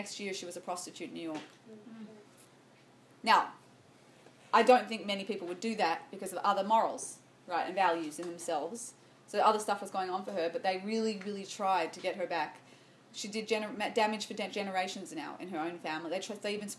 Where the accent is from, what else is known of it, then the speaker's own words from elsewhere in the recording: Sydney, New South Wales, Australia; I grew up in Sydney, Australia